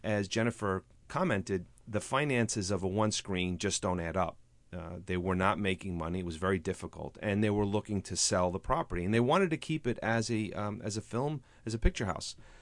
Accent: New Rochelle, New York, United States; also born or lived in Bronx, New York; I grew up in New Rochelle and in the Bronx

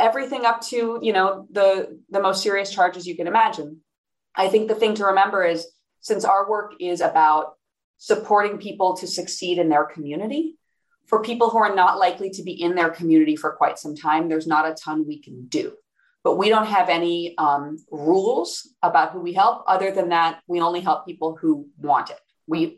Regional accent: Iowa City, Iowa, United States; moved away; also born or lived in California / New York; my hometown of Iowa City, Iowa.

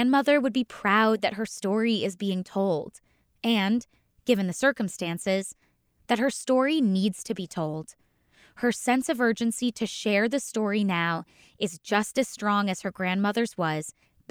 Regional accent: Ohio, United States; my home state of Ohio

